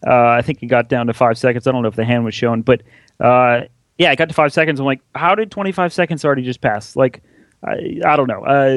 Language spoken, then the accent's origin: English; New Orleans, Louisiana, United States; Yeah, New Orleans.